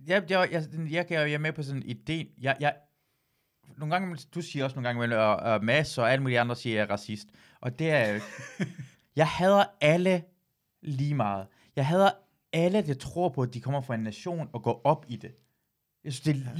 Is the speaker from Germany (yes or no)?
no; Iran; jeg er iraner